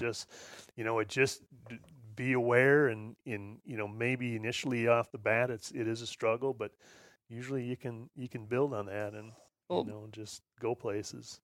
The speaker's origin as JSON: {"language": "English", "region": "Midwest", "country": "United States", "tie": "born or raised there", "said": "I grew up here in the Midwest on a, on a little farm"}